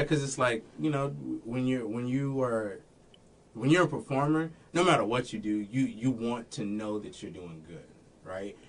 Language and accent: English; Florida, United States; moved away as an adult; also born or lived in Texas / Daytona, Florida; now in Washington, Illinois, United States; I moved or was from Florida